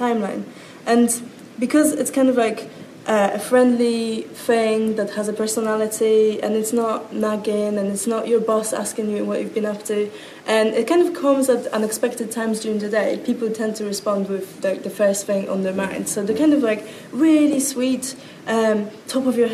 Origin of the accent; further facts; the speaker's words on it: Poland; moved away as an adult; now in London, United Kingdom; I am from a very far away village in Poland. Well, it's not actually a village, it's a very small town where nothing really happens. So when you get to about 20 years old, you have this insane pressure to suddenly pack up your stuff and leave